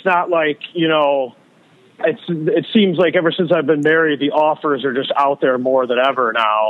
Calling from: Algonquin, Illinois, United States; from Algonquin in Illinois.

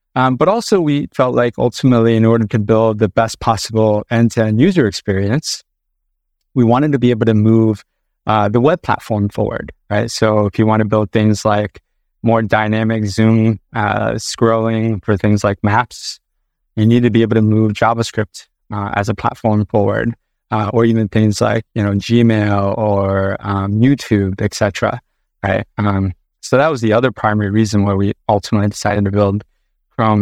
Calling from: Sunnyvale, California, United States; I am calling in from California today, uh, specifically Sunnyvale, California

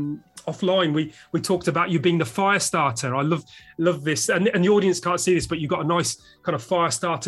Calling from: London, United Kingdom

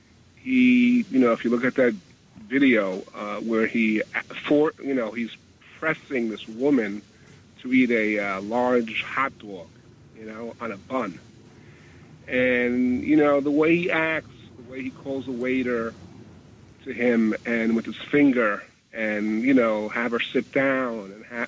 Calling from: New York City, New York, United States; I'm calling from Queens.

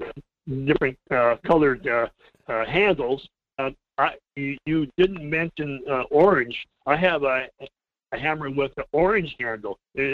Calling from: Fairbanks, Alaska, United States; Hey, this is … in Fairbanks.

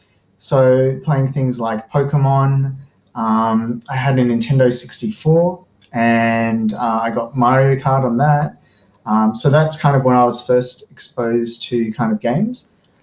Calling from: Sydney, New South Wales, Australia; I'm speaking from Sydney, so on Darug land.

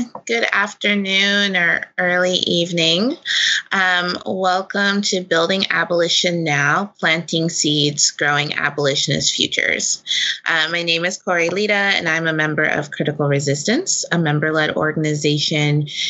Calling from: Portland, Oregon, United States; I'm joining you from Portland, Oregon

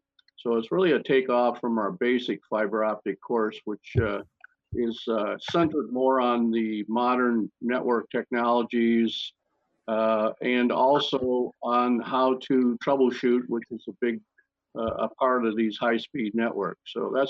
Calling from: Carlsbad, California, United States; I'm in Carlsbad, California, just north of San Diego, a few miles.

